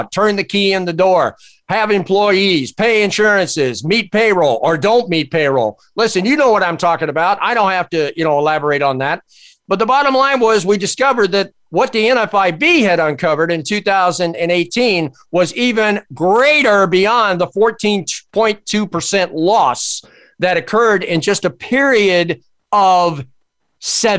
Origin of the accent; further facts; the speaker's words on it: United States; I'm an American. And more importantly today, I'm a patriotic American